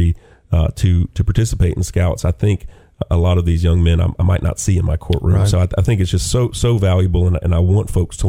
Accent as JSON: {"language": "English", "town": "Lafayette", "region": "Louisiana", "country": "United States", "tie": "born or raised there", "also_born_or_lived": "Nashville, Tennessee", "moved": "as an adult", "lives_now": "Chattanooga, United States", "said": "I grew up in Lafayette, Louisiana"}